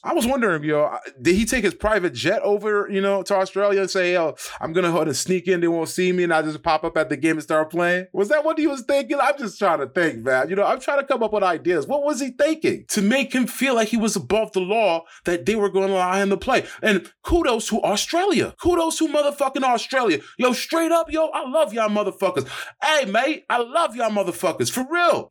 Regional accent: United States; as an American

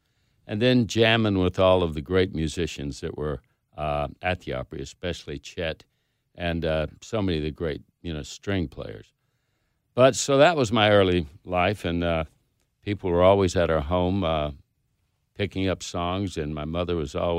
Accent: South Georgia, United States; I was born in South Georgia in 1948

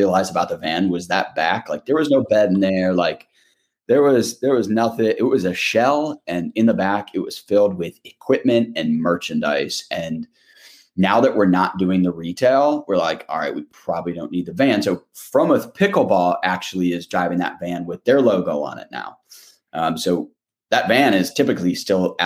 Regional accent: Michigan, United States; moved away as an adult; also born or lived in New York; coming back home to Michigan and just kind of like walking around my hometown

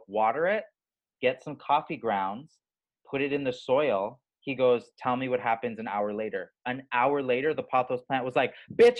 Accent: Southern California, United States; you and I both grew up in Southern California.

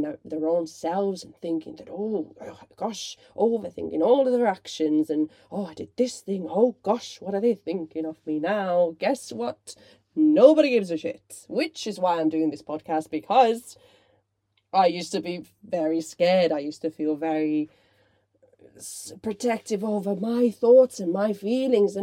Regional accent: Finland; moved away; I grew up in Finland

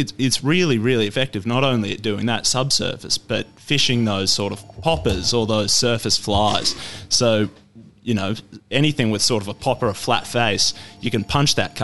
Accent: Deniliquin, New South Wales, Australia; up in Deniliquin around my hometown

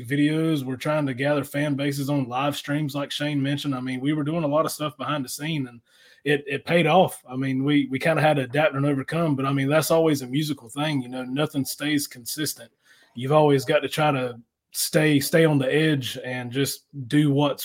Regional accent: Jacksonville, North Carolina, United States; we're from Eastern North Carolina, Jacksonville, North Carolina

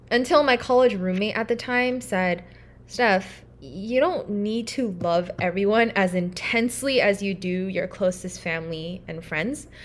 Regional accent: Irvine, California, United States; moved away as an adult; now in Durham, United States; I am from Irvine, California

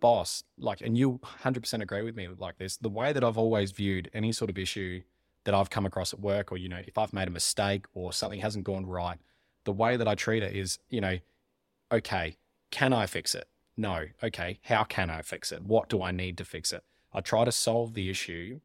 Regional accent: Mount Gambier, South Australia, Australia; moved away as an adult; now in Adelaide, Australia; I grew up in Mount Gambier

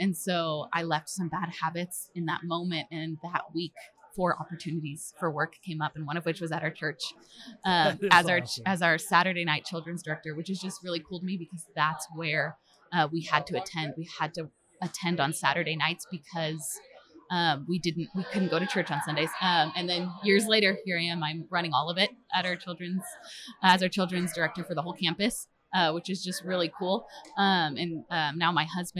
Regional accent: Springfield, Missouri, United States; I'm from Springfield, Missouri, and I'm our children's pastor at North Point Church at our Springfield location

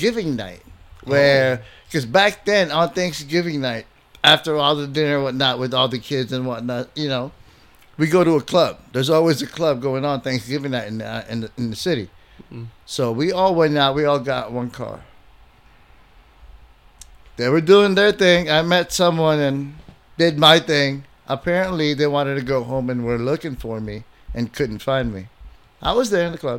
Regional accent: Philippines; moved away; also born or lived in Bay Area / Chicago; we grew up with them in the Philippines

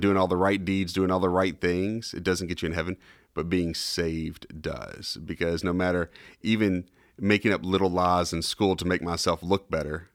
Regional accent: Kentucky, United States; also born or lived in Tennessee; now in Charlotte, United States; growing up in Kentucky

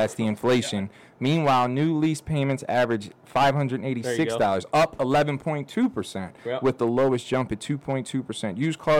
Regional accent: Baltimore, Maryland, United States; I'm from Baltimore.

